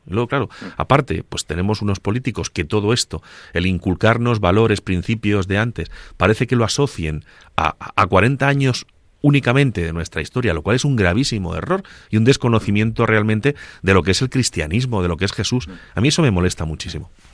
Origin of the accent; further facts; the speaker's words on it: Agudo, Castilla-La Mancha, Spain; yo soy de Agudo, de un pueblecito de Ciudad Real